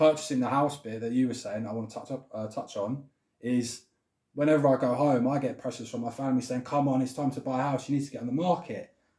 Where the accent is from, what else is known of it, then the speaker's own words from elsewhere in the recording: Hertfordshire, East of England, United Kingdom; moved away as an adult; now in London, United Kingdom; I've lived in London for 5 years. I'm from Hertfordshire, which is a county just outside London, so I'm not far at all, at home.